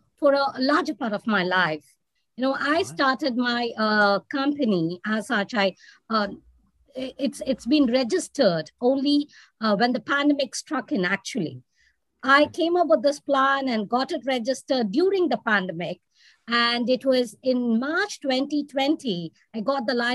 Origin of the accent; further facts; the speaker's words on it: South India, India; moved away as an adult; now in Qatar; being an Indian and particularly South Indian